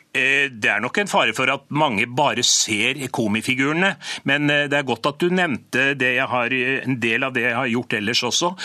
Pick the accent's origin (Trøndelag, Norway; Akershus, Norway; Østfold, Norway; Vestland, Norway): Trøndelag, Norway; Byneset; oppveksten på Byneset, i et trygt og fint og godt miljø